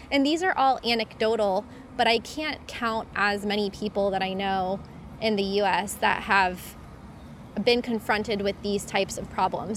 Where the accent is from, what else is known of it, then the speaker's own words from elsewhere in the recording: United States; moved away as an adult; also born or lived in Costa Rica; living in my home country of the US